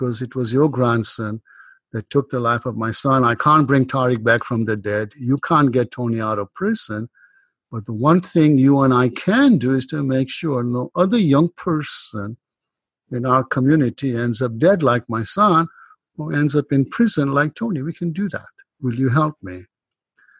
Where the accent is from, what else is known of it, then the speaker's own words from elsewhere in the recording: Kenya; moved away as an adult; now in United States; I grew up in Kenya and emigrated to the US in my 20s